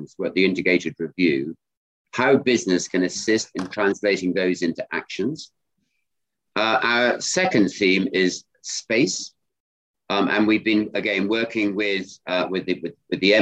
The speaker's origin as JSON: {"language": "English", "town": "Ludlow", "region": "West Midlands", "country": "United Kingdom", "tie": "born or raised there", "said": "We grew up in Ludlow in Shropshire on a farm"}